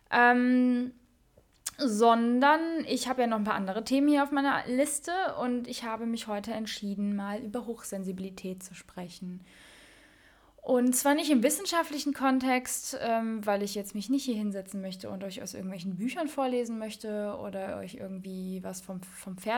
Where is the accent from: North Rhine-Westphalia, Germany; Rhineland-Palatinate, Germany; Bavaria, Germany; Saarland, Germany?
Rhineland-Palatinate, Germany; Mainz; ich bin, ja, ich bin eine Mensa Mädche und groß geworden in der Mensa Phasenacht